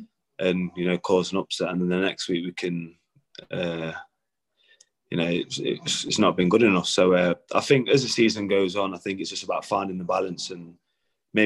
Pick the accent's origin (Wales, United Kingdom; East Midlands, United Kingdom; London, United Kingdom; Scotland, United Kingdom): East Midlands, United Kingdom; Derby; now in Newcastle, United Kingdom; growing up in Derby